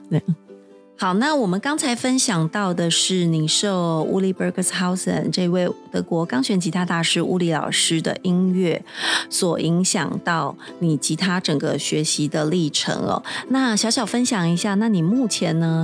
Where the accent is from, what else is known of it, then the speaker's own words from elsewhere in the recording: Taiwan; 在我们台湾这边